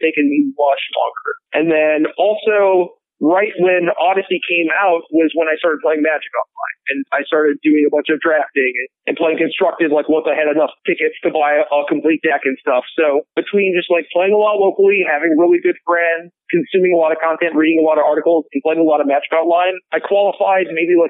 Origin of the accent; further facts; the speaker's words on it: Elk River, Minnesota, United States; I was born in a smallish town called Elk River. It's 45 minutes north of the Twin Cities in Minnesota